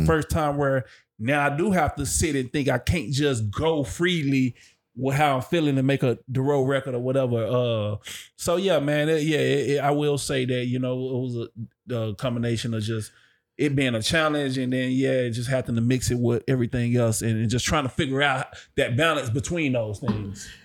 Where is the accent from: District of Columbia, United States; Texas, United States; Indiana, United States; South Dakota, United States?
Texas, United States; Dallas; I'm from Dallas